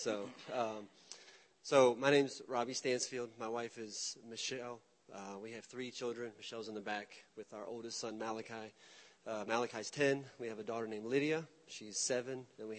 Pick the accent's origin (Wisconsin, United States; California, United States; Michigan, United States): Michigan, United States; also born or lived in Alabama; now in Memphis, United States; We've lived here in the Memphis area for about 6 years. We moved here from Alabama. Very much like Derek, we've moved around. I'm originally from Michigan.